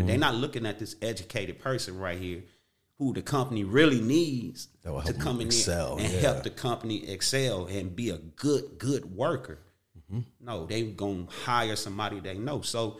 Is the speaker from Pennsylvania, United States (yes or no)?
no; Watts, California, United States; I grew up in Watts.